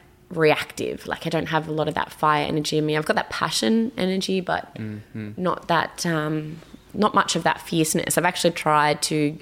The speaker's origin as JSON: {"language": "English", "country": "Ireland", "said": "I am Irish"}